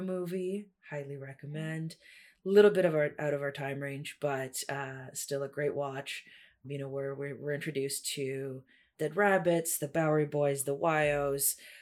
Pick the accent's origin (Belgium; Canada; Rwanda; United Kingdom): Canada; Toronto, Ontario; also born or lived in Russia; I am in Toronto, originally an immigrant kid from Russia, moved here in 97 and have lived in Toronto all of my life